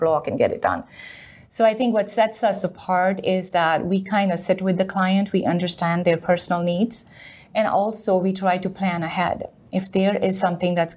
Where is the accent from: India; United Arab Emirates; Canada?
India; moved away as an adult; now in United States; I'm originally from India. I did my 12th grade in India and came here to do my bachelor's and master's